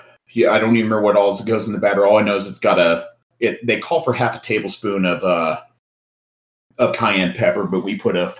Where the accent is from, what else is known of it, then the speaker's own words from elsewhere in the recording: Colorado, United States; I'm from Colorado.